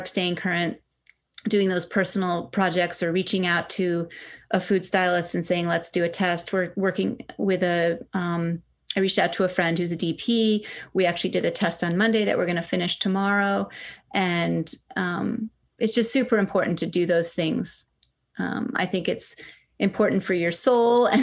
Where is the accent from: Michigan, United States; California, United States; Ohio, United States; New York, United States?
New York, United States; Cooperstown; I grew up in Cooperstown, New York, which is upstate, small town